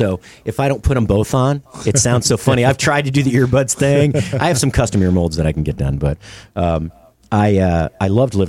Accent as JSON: {"language": "English", "region": "New York", "country": "United States", "also_born_or_lived": "Miami", "said": "I'm from New York, right?"}